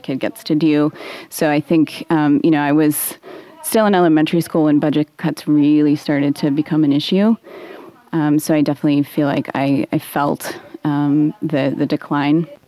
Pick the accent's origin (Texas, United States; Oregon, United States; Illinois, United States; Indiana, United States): Oregon, United States; Portland; I grew up in Northeast Portland, so I was in PPS all the way.